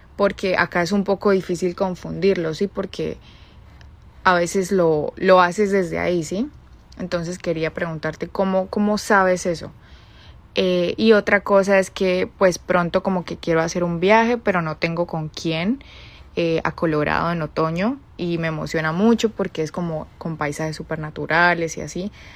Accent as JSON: {"language": "Spanish", "town": "Bucaramanga", "region": "Santander", "country": "Colombia", "moved": "as an adult", "lives_now": "Chicago, United States", "said": "soy de Colombia, Bucaramanga. Tengo 26 años, pero vivo actualmente en la ciudad de Chicago."}